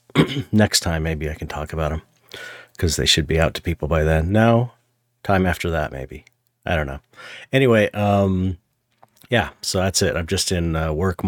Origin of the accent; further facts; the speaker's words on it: San Pedro, California, United States; I'm from San Pedro.